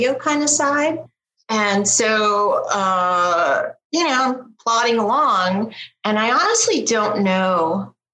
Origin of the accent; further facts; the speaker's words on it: Panama; I'm from Panama, my mom's Chilean and my dad is from the UK